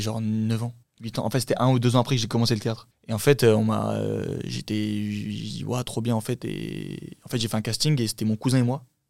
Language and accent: French; Champigny-sur-Marne, Île-de-France, France; first language Turkish; French is a second language; also born or lived in Saint-Brieuc, Brittany; je suis né euh, là-bas et je suis resté au bout de deux ans. On est venu sur Paris